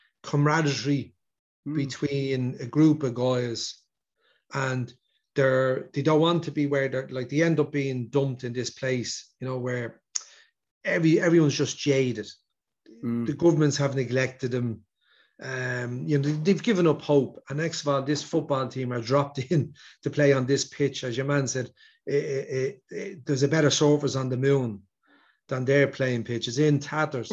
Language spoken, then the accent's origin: English; Dublin, Leinster, Ireland; I would have grown up in the north inner city, late 70s, early 80s. I remember, like I was born 1971 in Garner Street